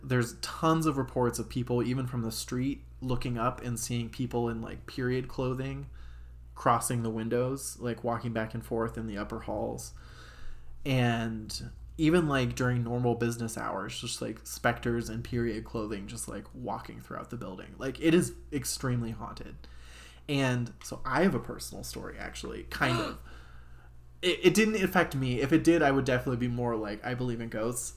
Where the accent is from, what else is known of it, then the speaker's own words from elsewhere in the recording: Cincinnati, Ohio, United States; moved away; I'm from Cincinnati originally